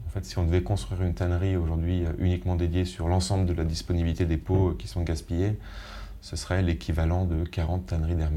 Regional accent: Lyon, Auvergne-Rhône-Alpes, France; born there; Après, moi, il se trouve que je suis né à Lyon.

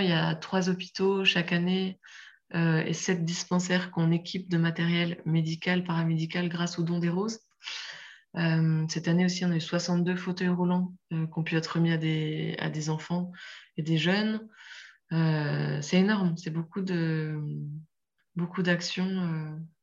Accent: France; chez nous en France

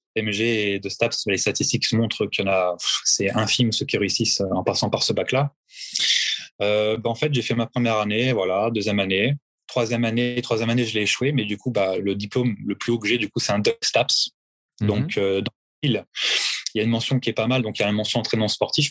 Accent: France; now in Orléans, France; en tant que Français

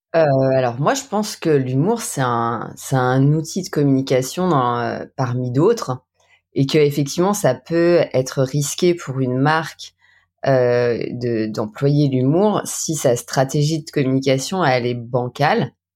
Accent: Saint-Étienne, Auvergne-Rhône-Alpes, France; now in Haute-Savoie, France; je suis originaire Saint-Étienne, hein, mais maintenant je suis haute savoyarde

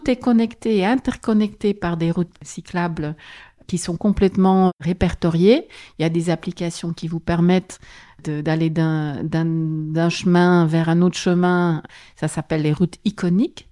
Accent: Antwerp, Flanders, Belgium; French is a second language; moved away as an adult; now in Paris, France; je suis originaire de la Flandre occidentale, qui est une des provinces que compte la Flandre belge, mais j'ai passé toute ma scolarité à Anvers

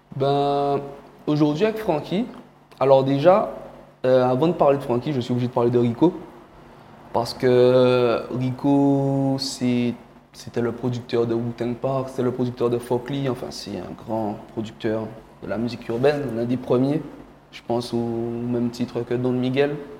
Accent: Guadeloupe; also born or lived in Cameroon; je suis guadeloupéen d'adoption, mais je suis guadeloupéen.

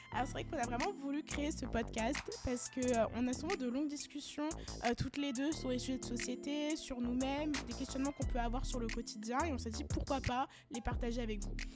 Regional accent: France; on est nés, justement, en France. On a toujours vécu ici

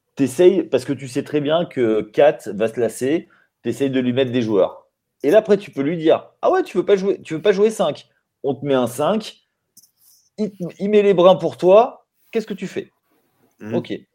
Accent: Limoges, Nouvelle-Aquitaine, France; nous ici à Limoges, parce que moi je suis de Limoges

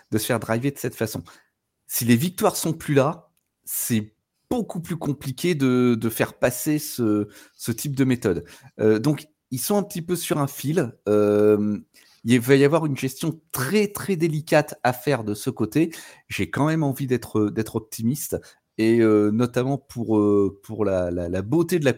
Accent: Dunkirk, Hauts-de-France, France; je viens de Dunkerque

